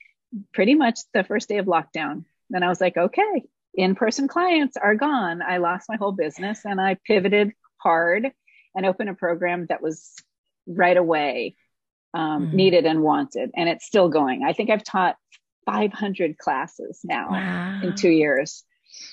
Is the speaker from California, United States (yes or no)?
yes; Los Angeles, California, United States; I am born and raised in Los Angeles. I was raised by a crazy folk singer daddy and raised on the road